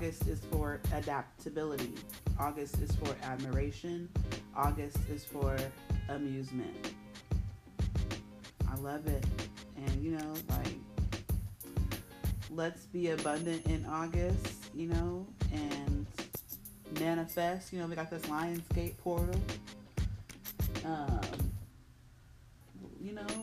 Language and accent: English; Indianapolis, Indiana, United States; one of those dancers is actually from my hometown